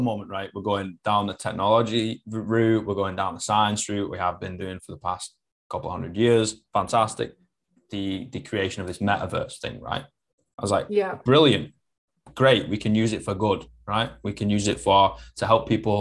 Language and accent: English; Manchester, North West England, United Kingdom; first language English; I'm from Manchester